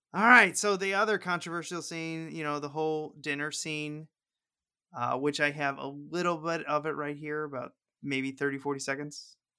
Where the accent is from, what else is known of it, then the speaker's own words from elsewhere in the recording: Missouri, United States; I'm from Missouri